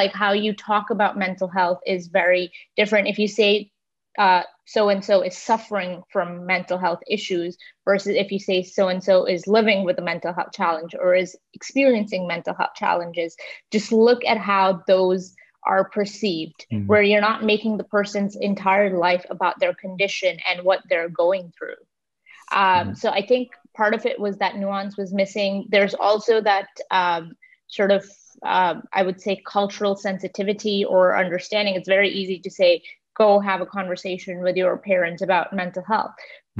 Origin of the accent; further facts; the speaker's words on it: Toronto, Ontario, Canada; also born or lived in India / Dubai, United Arab Emirates; now in New York, United States; I was born in India and I grew up between Dubai and Toronto, and I did my undergrad in Toronto in journalism from the University of Toronto.